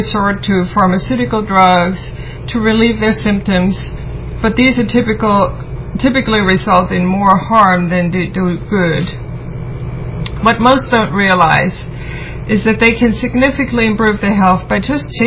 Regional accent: Germany; moved away as an adult; now in United States; I grew up in Germany

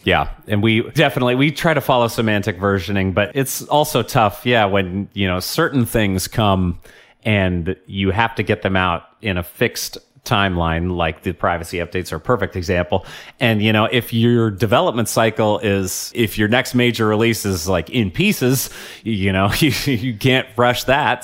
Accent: Portland, Oregon, United States; I grew up in Portland before it was cool.

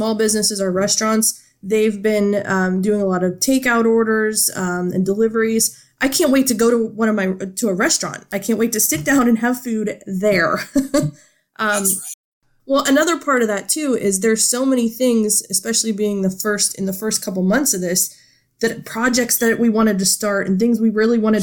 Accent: Struthers, Ohio, United States; I've been here my whole life, and that's just how we do things

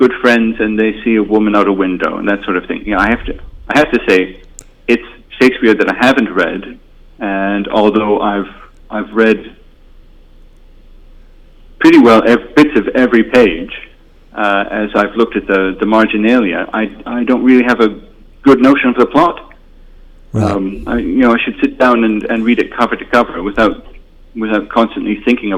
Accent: Toronto, Ontario, Canada; moved away; I'm from Toronto originally, and I still listen to CBC Radio

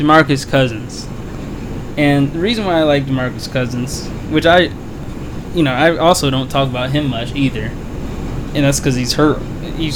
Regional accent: Florida, United States; I was born in Florida.

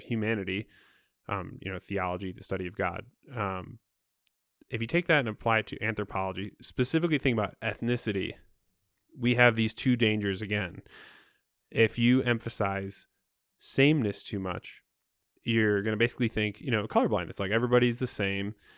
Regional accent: Midwest, United States; I'm from the Midwest

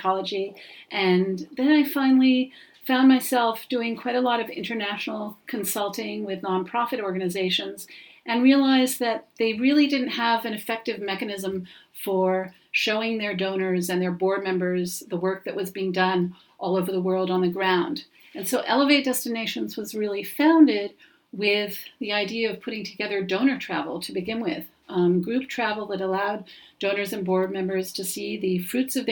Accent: New York City, New York, United States; what I saw at home growing up in New York City

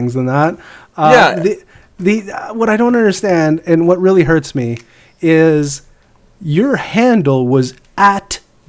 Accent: Canada; speaking as a Canadian

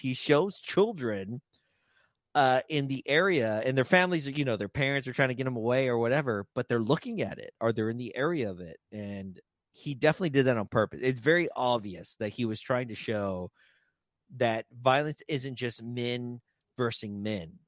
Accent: San Antonio, Texas, United States; San Antonio, Texas, my home, my, my hometown

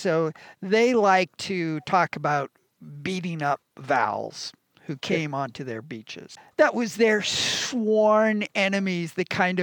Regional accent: Northern California, United States; both Rob and I are Northern California boys, born and bred

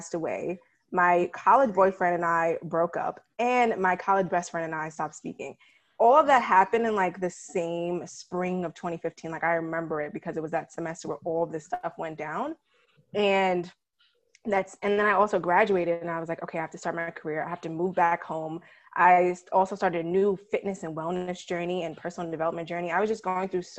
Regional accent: New York City, New York, United States; also born or lived in Ithaca, New York; I'm originally from New York City

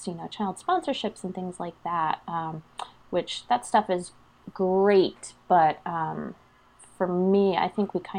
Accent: Pennsylvania, United States; moved away as an adult; now in North Carolina, United States; I am a native Pennsylvanian. So I grew up in the Northeast

